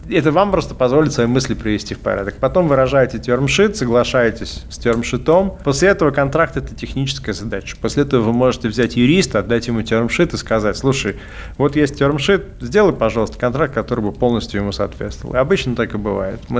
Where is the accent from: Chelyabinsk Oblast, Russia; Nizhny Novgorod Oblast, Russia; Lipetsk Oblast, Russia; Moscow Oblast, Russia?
Chelyabinsk Oblast, Russia; Magnitogorsk; moved away as an adult; now in Vilnius, Lithuania; я приехал в Вильнюс из Магнитогорска.